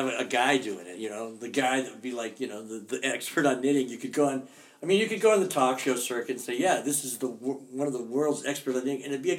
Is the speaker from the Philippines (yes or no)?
no; Seattle, Washington, United States; People oftentimes, if they find out I'm from Seattle, they say, hey, what's cool to see in Seattle?